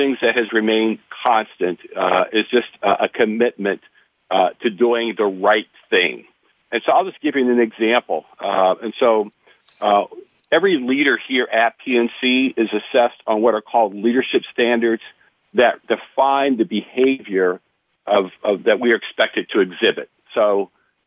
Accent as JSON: {"language": "English", "area": "about 60 miles south of Pittsburgh", "region": "small town in southwest Pennsylvania", "country": "United States", "tie": "born or raised there", "said": "I grew up in a small town, southwest Pennsylvania, probably about 60 miles south"}